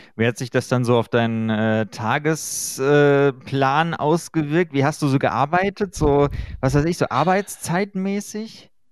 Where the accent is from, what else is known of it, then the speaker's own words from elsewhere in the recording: Germany; bei uns in Deutschland